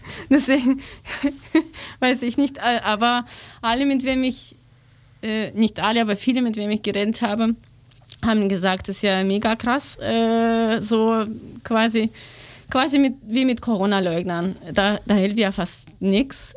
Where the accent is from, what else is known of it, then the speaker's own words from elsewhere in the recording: Russia; German is a second language; moved away; ich bin aus Russland